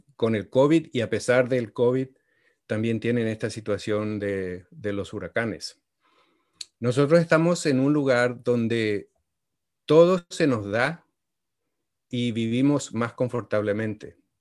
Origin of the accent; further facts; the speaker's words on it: Paraguay; moved away as an adult; also born or lived in Washington, D.C.; now in United States; yo soy originario de Paraguay y vine aquí a los Estados Unidos cuando tenía 22 años